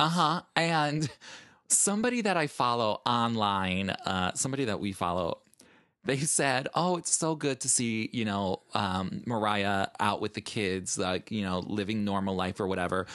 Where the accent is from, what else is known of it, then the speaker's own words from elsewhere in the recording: Chicago, Illinois, United States; moved away as an adult; now in New York, United States; I am originally from Chicago.